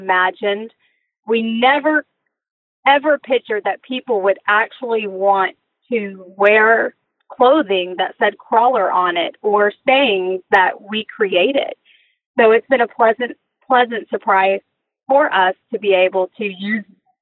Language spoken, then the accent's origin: English; near Beaumont, Southeast Texas, United States; I grew up in Southeast Texas, a little small town outside of Beaumont